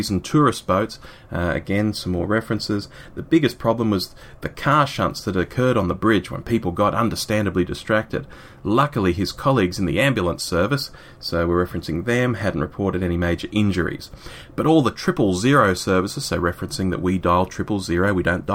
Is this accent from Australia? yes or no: yes; Sydney, New South Wales, Australia; my hometown, which is Sydney, here in Australia